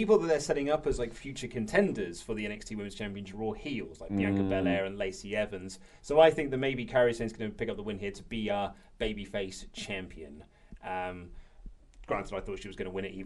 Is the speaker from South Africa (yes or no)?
no; United Kingdom; We're British